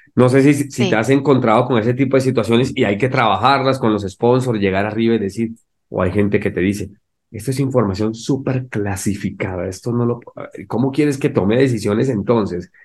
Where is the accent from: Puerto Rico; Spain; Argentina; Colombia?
Colombia; now in Mexico; soy de Colombia, pues, y llegué a México